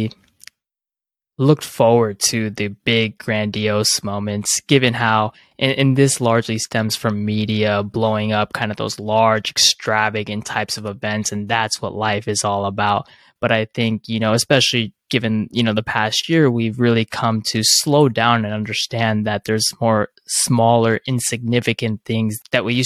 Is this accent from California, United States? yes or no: yes; Southern California, United States; I'm originally from Southern California